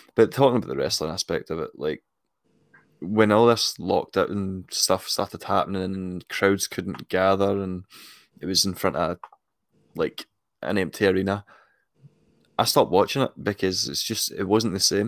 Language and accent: English; Scotland, United Kingdom; I'm I'm Scottish